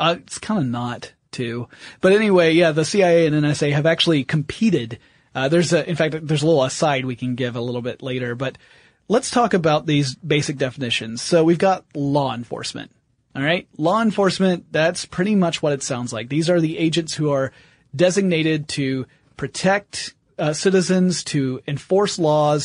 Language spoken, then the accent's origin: English; the South, United States; I was brought up in the South